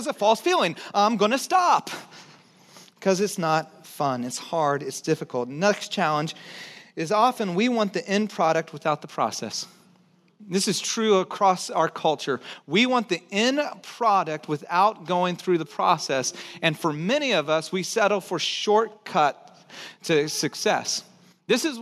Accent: Texas, United States; I'm from Texas, so I say hill

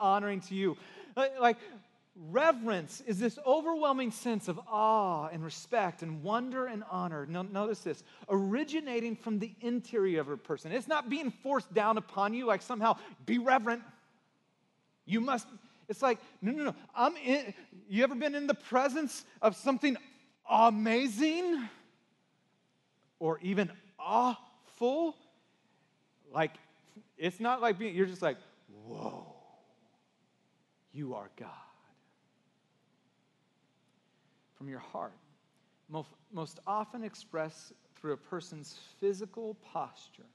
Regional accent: Santa Cruz, California, United States; growing up in Santa Cruz and surfing

